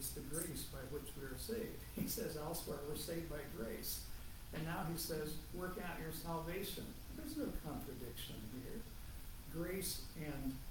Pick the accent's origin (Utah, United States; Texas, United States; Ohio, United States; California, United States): Ohio, United States; moved away; I'm from Ohio